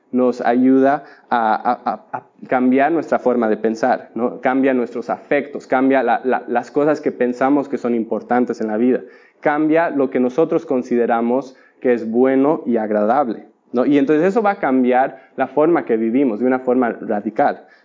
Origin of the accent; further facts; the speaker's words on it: Bolivia; Y tienen que entender que yo crecí en Bolivia, donde no hay mar, ¿no?